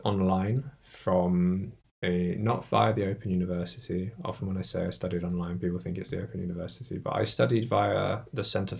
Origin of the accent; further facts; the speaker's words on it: Hampshire, South East England, United Kingdom; moved away as an adult; also born or lived in Brighton; now in Brussels, Belgium; I'm from here. I'm from Hampshire in England.